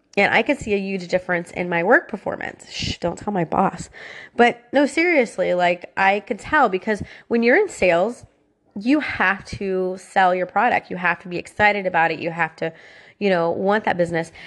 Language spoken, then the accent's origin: English; Florida, United States; I was born and raised in Florida, and I'm a Florida girl